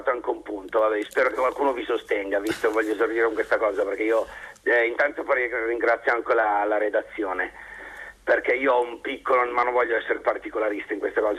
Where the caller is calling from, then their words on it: Milan, Lombardy, Italy; io siamo da Milano